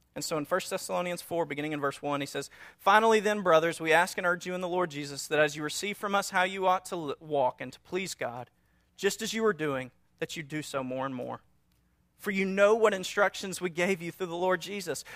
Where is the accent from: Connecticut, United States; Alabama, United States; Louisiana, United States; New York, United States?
Louisiana, United States; North; we're from North Louisiana, a small town